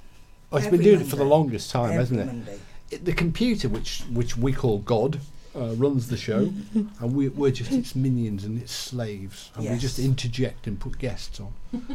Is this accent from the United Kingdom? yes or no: yes; Merseyside, North West England, United Kingdom; I'm from Merseyside